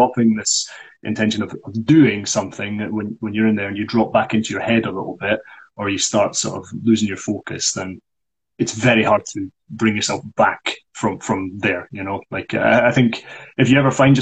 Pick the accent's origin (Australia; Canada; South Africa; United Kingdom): United Kingdom; Scotland; as a Scottish person.